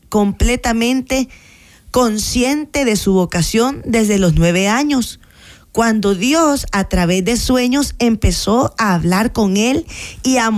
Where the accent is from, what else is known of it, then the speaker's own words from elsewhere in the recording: Santa Tecla, La Libertad, El Salvador; Yo soy de Santa Inés, de Santa Tecla.